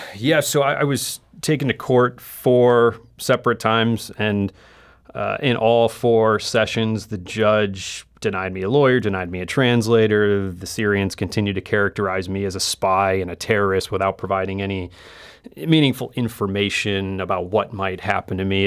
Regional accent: United States; moved away as an adult; also born or lived in Asia / Middle East; as an American, living and working overseas for seven years, uh, in Asia and the Middle East

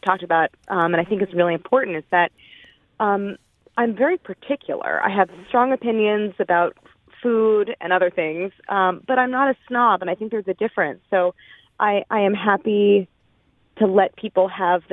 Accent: St. Louis, Missouri, United States; moved away as an adult; I grew up in St. Louis, first in University City and then in Clayton. I went to Clayton High School

